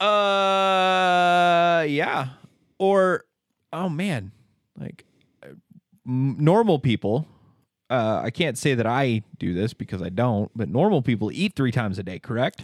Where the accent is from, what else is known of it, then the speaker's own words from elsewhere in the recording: Hagerman, Idaho, United States; I was from Hagerman